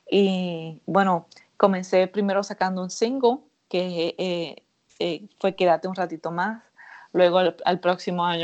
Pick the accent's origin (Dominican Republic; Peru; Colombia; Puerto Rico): Puerto Rico; Yo soy de Puerto Rico